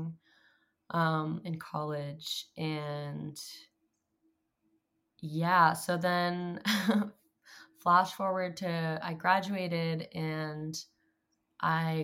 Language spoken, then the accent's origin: English; Clovis, California, United States; now in Los Angeles, United States; I grew up in Central California, in a place called Clovis, but it's also next to this town called Fresno